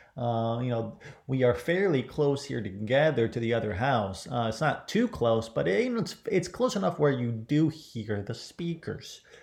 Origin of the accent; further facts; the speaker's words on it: Ohio, United States; I grew up in Ohio.